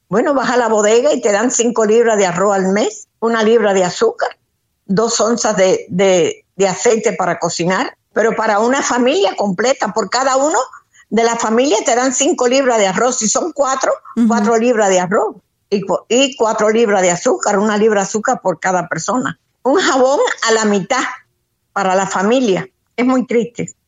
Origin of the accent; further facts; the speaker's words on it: Cuba; moved away as an adult; now in United States; Parte de mi vida la viví en Cuba, ahora que hace 13 años estoy viviendo aquí.